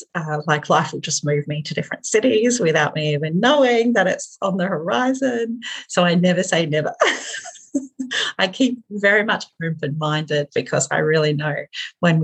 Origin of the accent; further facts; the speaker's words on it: Hobart, Tasmania, Australia; moved away as an adult; now in Hamilton, New Zealand; my hometown, which was Hobart.